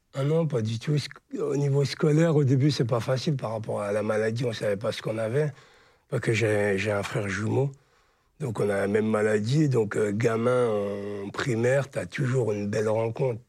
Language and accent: French; Charleville-Mézières, Grand Est, France; moved away as an adult; now in Paris, France; Je suis des Ardennes de Charleville-Mézières. J'ai passé jusqu'à mon bac scientifique.